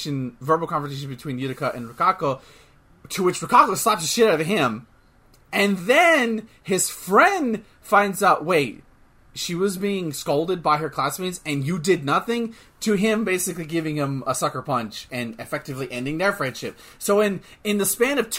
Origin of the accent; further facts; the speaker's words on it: United States; we're from America